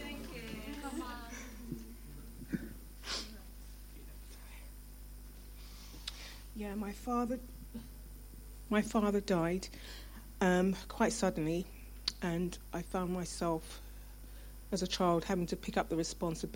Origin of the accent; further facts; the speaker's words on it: London, United Kingdom; I was born in London, Brixton, in the 60s. However, my parents were originally from Jamaica